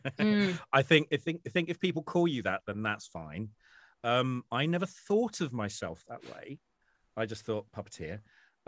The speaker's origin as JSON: {"language": "English", "region": "England", "country": "United Kingdom", "said": "I'm English"}